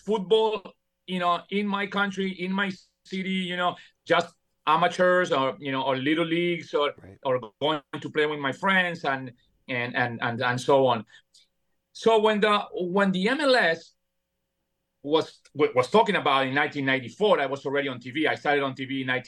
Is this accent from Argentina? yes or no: yes; Buenos Aires, Argentina; English is a second language; moved away as an adult; also born or lived in New York, New Jersey area; now in United States; when I moved from Buenos Aires, Argentina, to the New York, New Jersey area